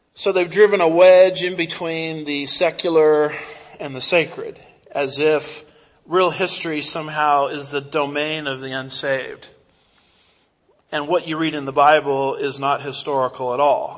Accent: United States; I'm an American

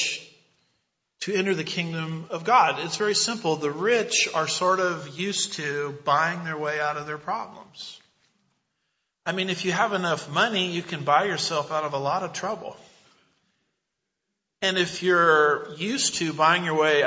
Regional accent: United States; I'm an American

